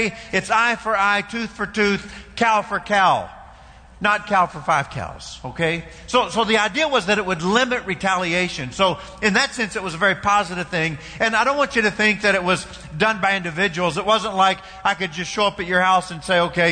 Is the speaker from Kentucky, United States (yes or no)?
yes; Kentucky, United States; I know I'm from Kentucky, but where I'm from